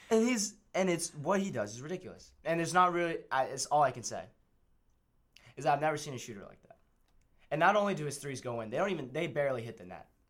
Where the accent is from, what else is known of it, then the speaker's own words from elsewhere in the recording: South Florida, United States; we're all from South Florida